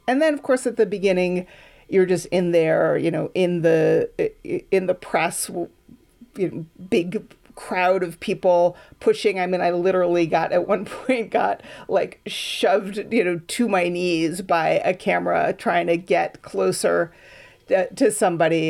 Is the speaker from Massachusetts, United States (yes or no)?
yes; Boston, Massachusetts, United States; moved away as an adult; also born or lived in Berkeley; now in Oakland, United States; I grew up on the East Coast in Boston